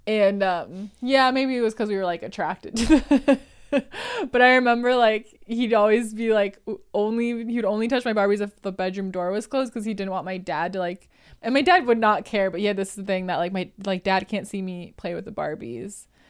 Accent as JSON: {"language": "English", "region": "Wisconsin", "country": "United States", "moved": "yes", "said": "I am from Wisconsin."}